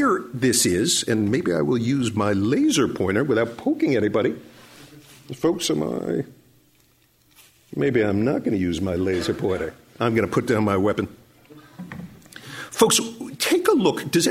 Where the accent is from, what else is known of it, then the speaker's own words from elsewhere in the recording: New York City, New York, United States; moved away; I grew up in New York City in the 1970s